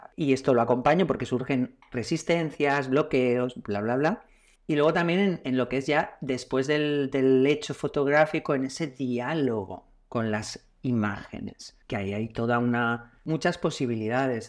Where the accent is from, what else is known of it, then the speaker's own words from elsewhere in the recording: Castellón de la Plana, Valencian Community, Spain; now in Valencia, Spain; vivo en Valencia, nací en Castellón